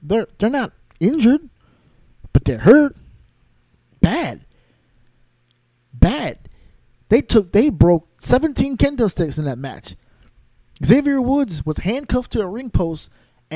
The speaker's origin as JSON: {"language": "English", "region": "New York", "country": "United States", "also_born_or_lived": "Connecticut", "said": "I'm from New York. Spent a lot of my time also in Connecticut"}